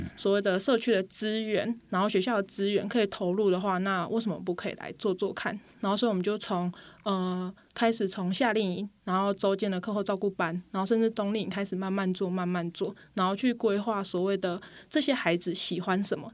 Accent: Pingtung County, Taiwan; moved away as an adult; now in Puli, Taiwan; 首先我是说我不是普里人， 我是屏东人

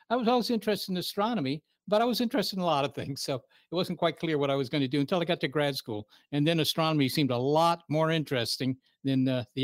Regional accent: Virginia, United States; Looking back on it now, I realize that Arlington is actually a kind of a very uh, unusual place

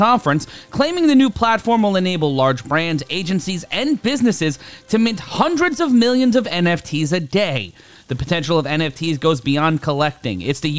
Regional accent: New York City, New York, United States; NFT NYC Week is here, and one of the big pieces of news coming out of my hometown

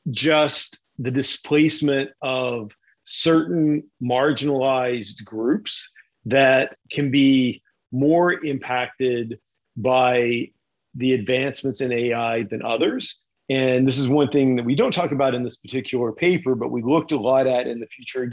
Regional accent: Kentucky, United States; moved away; also born or lived in Uralsk, Kazakhstan; I grew up in Kentucky

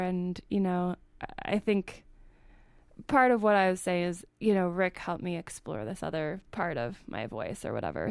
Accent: Indiana, United States; I grew up in Indiana

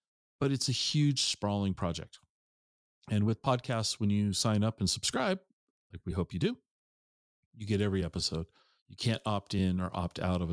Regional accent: Tacoma, Washington, United States; I grew up in Tacoma

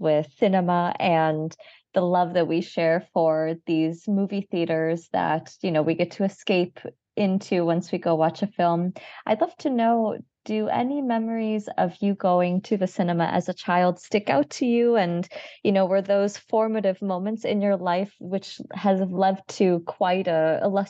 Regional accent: Chicago, Illinois, United States; moved away; I'm from the Midwest area here. I grew up in Chicago.

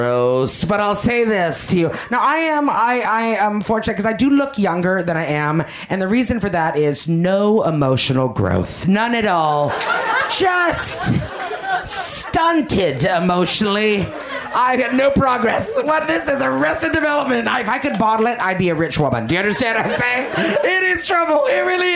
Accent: Canada; I'm Canadian

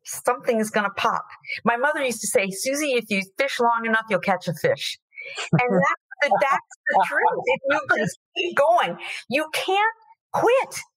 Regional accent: Florida, United States; I'm from Florida

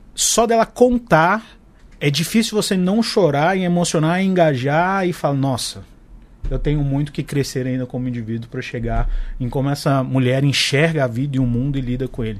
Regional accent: Brasília, Federal District, Brazil; eu sou de Brasília

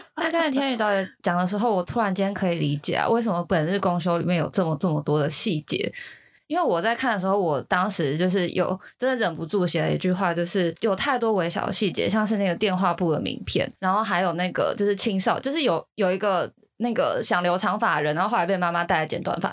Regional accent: Kaohsiung, Taiwan; moved away as an adult; now in Taipei, Taiwan; 我之前住高雄的时候，因为高中我们家三个小孩都在比较市区上学，所以我们三个其实是自己住到外面的

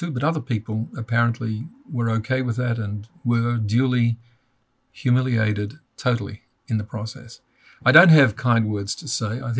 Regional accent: Australia; moved away as an adult; also born or lived in United States; I'm Australian, and anybody who's listening now will realise I'm not uh, from any part of the United States, though I lived in the United States after I finished law school.

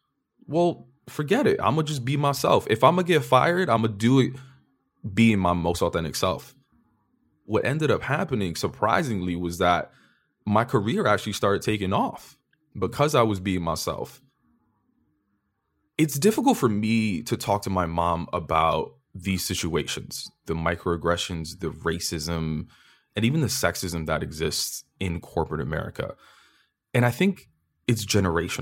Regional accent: New York, United States; As a kid growing up in New York

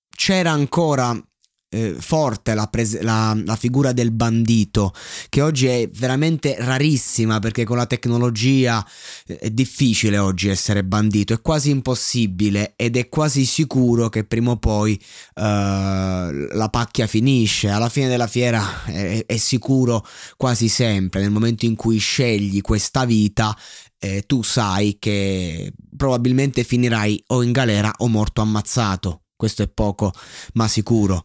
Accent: Roseto degli Abruzzi, Abruzzo, Italy; now in Chieti, Italy; io non sono di Pescara, io sono di Roseto che è lì vicino

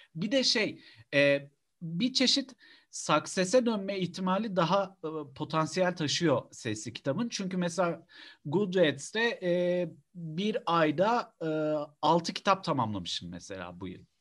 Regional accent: Istanbul, Turkey; Ben Üsküdar Musiki Cemiyeti'nde büyüdüm

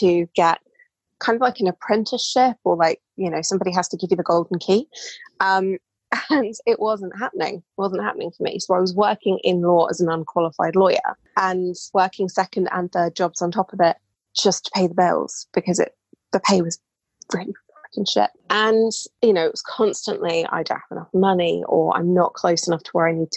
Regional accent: England, United Kingdom; as you can tell probably from my voice, I'm British. I live in England

